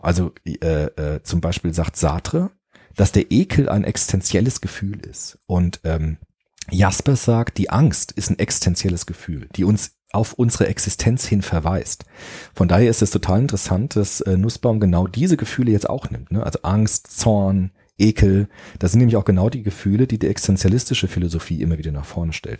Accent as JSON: {"language": "German", "town": "Frankfurt", "region": "Hesse", "country": "Germany", "tie": "born or raised there", "said": "ich bin ja auch äh, in Rödelheim in Frankfurt aufgewachsen"}